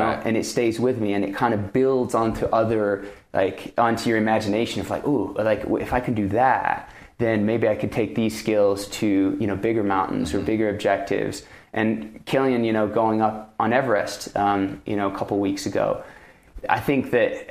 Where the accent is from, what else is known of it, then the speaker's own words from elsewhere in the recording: France; also born or lived in Pacific Northwest; now in United States; when I first came to the U.S., I grew up in France